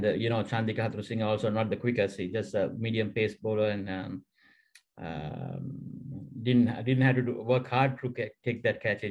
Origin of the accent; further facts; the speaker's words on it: Central Province, Sri Lanka; also born or lived in Colombo; I'm from Central District and Central Province